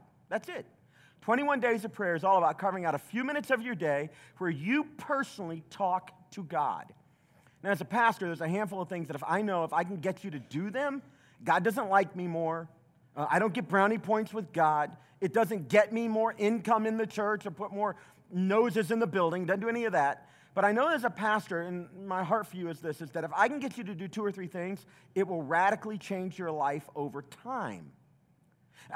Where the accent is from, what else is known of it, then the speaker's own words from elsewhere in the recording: the South, United States; I grew up in the South